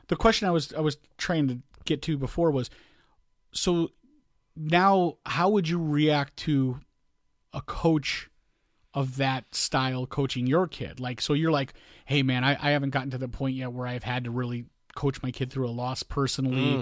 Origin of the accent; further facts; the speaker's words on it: Chicago, Illinois, United States; growing up in Chicago